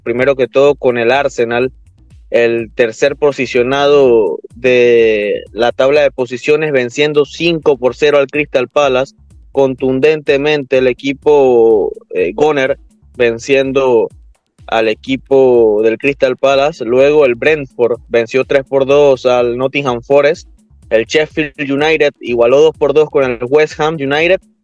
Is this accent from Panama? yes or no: yes; Panama; nosotros como, como panameños